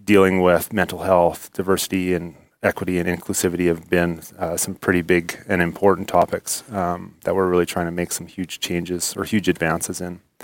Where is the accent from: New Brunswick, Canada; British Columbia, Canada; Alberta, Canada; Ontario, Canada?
Alberta, Canada; Spruce Grove; I grew up in, uh, Spruce Grove